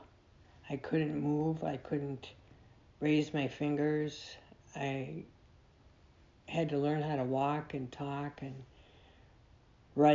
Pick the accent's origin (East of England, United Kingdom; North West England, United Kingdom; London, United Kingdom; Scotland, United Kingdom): Scotland, United Kingdom; Because I am Scottish